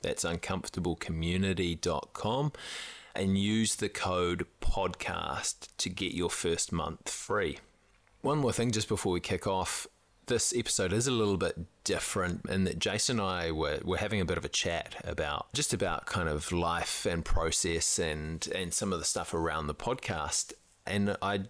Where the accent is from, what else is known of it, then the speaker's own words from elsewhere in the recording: New Zealand; as a Kiwi male